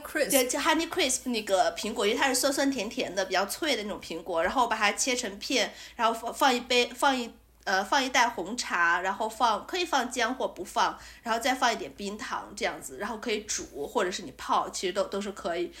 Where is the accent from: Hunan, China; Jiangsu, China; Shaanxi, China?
Shaanxi, China; 作为一个陕西人